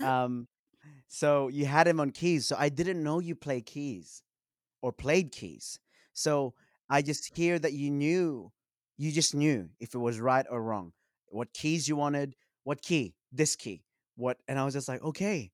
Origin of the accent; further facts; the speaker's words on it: Sydney, New South Wales, Australia; I grew up in Western Sydney